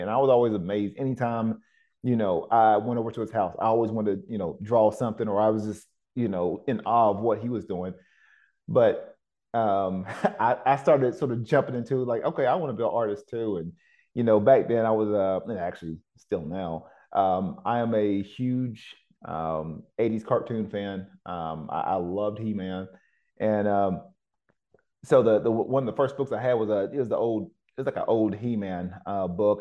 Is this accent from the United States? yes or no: yes; Cleveland, Tennessee, United States; moved away; also born or lived in Oceanside, California; my hometown back in Cleveland, Tennessee